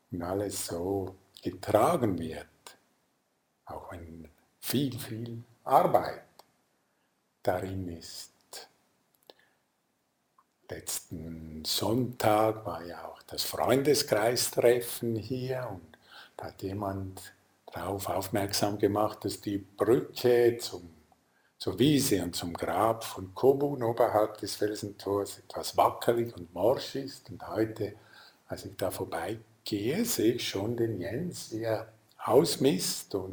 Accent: Lucerne, Switzerland; ich komme ja aus dem Sendor am Fluss in Luzern

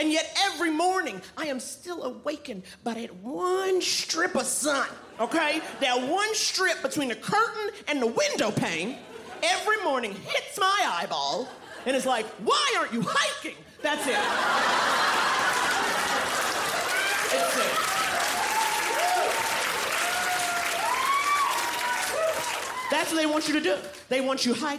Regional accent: New York, United States; moved away as an adult; now in Los Angeles, United States; being a New Yorker

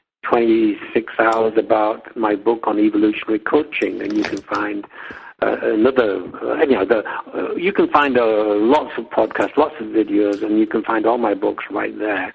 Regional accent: England, United Kingdom; moved away as an adult; also born or lived in United States; I've been living in my original homeland in England.

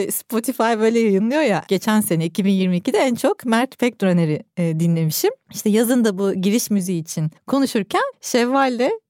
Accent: Adana, Turkey; moved away as an adult; now in Istanbul, Turkey; Adanalıyım tabii.

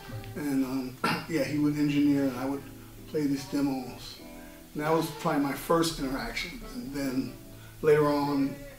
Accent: Detroit, Michigan, United States; moved away as an adult; I moved out here when I was 19 from Detroit

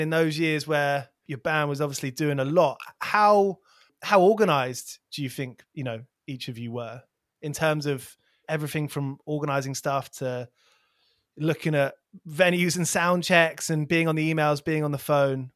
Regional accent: near Milton Keynes, South East England, United Kingdom; where I grew up near Milton Keynes

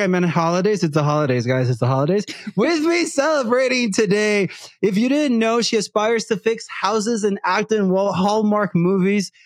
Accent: Puerto Rico; first language Spanish; English is a second language; moved away; Growing up in Puerto Rico as a person that speaks Spanish mostly and not English from a very young age

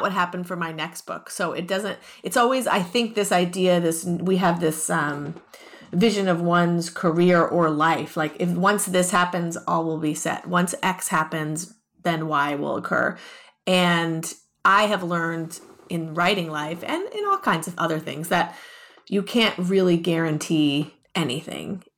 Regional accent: Los Angeles, California, United States; also born or lived in Ohio; I was born and raised in Los Angeles

